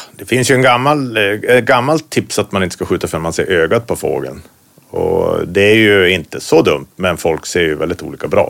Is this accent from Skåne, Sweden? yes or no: no; Västerbotten County, Sweden; now in Norrbotten, Sweden; Jag är från Västerbotten, bor i Norrbotten